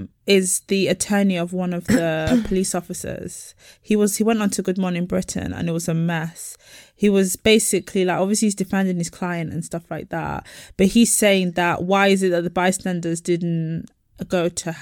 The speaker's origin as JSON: {"language": "English", "country": "Nigeria", "said": "What about me? I'm Nigerian. What about us?"}